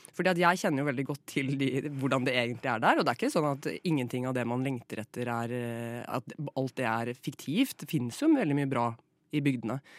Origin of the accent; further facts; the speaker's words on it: Flatdal, Telemark, Norway; jeg er fra Telemark selv. Eh, fra en liten bygd som heter Flatdal